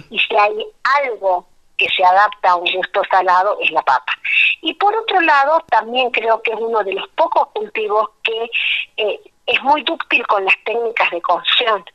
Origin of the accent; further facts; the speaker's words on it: La Quiaca, Jujuy, Argentina; also born or lived in Tilcara / Abra Pampa; Yo nací en La Quiaca, que es el pueblo que está en el límite con Bolivia. Mamá era de La Quiaca y mi papá de Tilcara, así que mi infancia y mi adolescencia han transitado entre, entre La Quebrada y La Puna